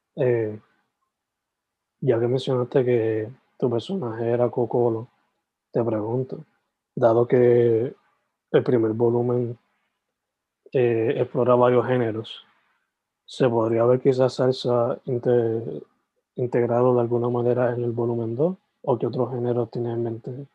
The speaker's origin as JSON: {"language": "Spanish", "town": "Sabana Grande", "country": "Puerto Rico", "said": "yo soy de Sabana Grande, San Germán"}